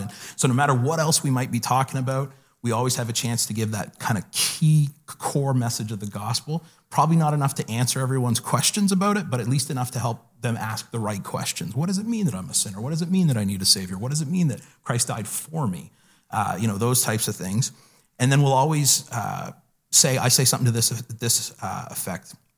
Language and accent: English; the Maritimes, Canada; I grew up in the Maritimes here